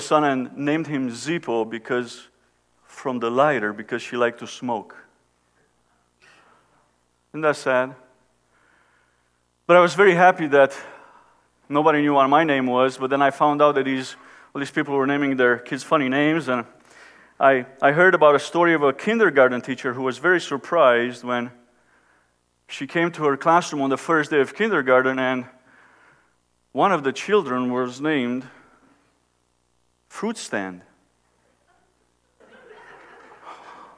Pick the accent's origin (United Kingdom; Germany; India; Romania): Romania; now in United States; I was born and raised in Romania, when Romania was under communism